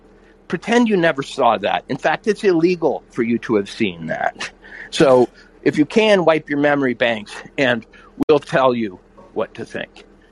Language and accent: English; Ohio, United States; the preface that we're both from Ohio